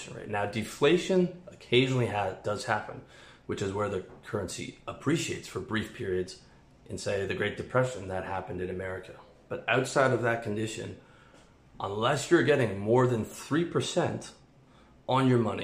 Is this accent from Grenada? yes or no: no; Canada; moved away; I'm a Canadian